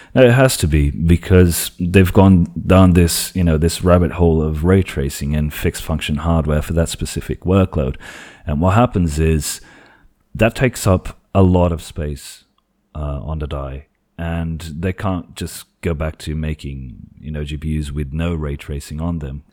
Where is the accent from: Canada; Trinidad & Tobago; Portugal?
Portugal; English is a second language; I am from Portugal